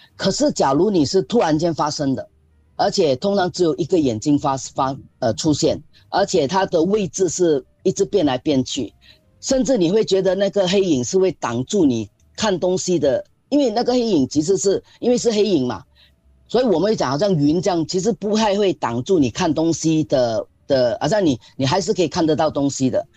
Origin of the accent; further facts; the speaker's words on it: Singapore; 我们新加坡人